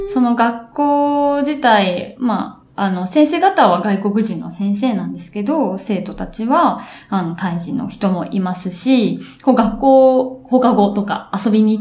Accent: Japan; first language Japanese; 母国語はやはり日本語なんですね私で一番そう

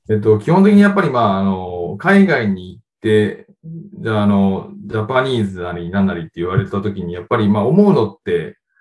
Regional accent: Japan; 日本で、えー、生まれ育ちました

